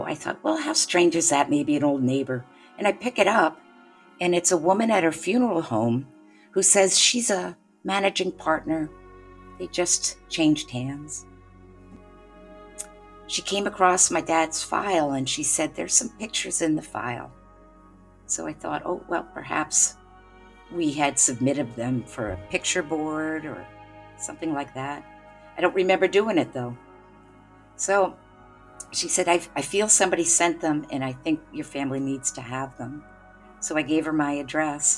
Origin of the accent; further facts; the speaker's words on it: Canandaigua, New York, United States; I'm from Canandaigua, New York